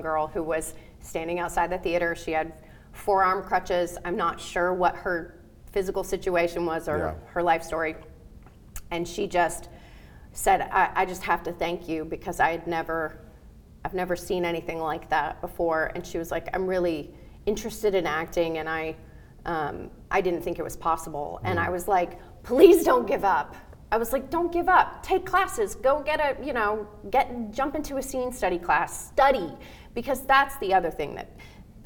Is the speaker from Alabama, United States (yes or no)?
yes; Alabama, United States; moved away; I grew up in Alabama